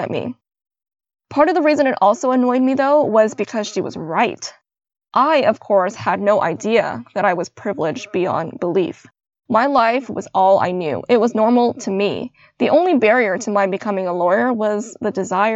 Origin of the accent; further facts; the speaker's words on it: Canada; I was born in Canada